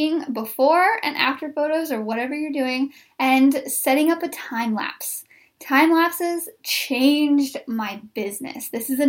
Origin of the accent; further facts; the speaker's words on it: Wheatland, Missouri, United States; now in Springfield, United States; I grew up in a town named Wheatland, Missouri, population 371